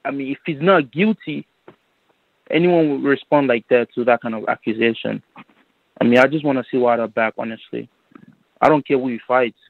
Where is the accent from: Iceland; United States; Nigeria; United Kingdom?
Nigeria; I'm Nigerian, so they don't even know him out there.